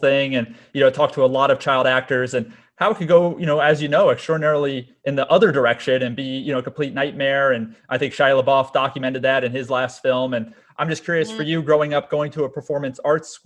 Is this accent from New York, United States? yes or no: yes; Westchester, New York, United States; also born or lived in South Florida; now in Los Angeles, United States; I'm from Westchester myself, so right outside the city